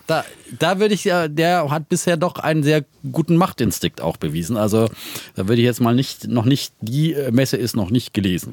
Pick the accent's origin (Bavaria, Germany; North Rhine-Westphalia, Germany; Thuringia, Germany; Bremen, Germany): Bavaria, Germany; Franconia